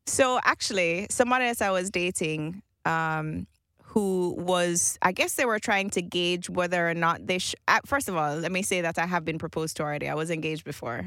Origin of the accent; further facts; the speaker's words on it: Jamaica; I grew up in Jamaica in this, in the same house my entire life.